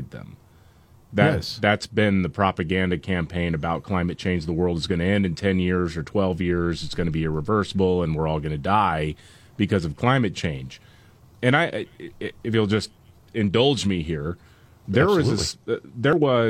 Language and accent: English; Gulf Coast, United States; Growing up on the Gulf Coast, I'm thinking, oh, it rains here all the time.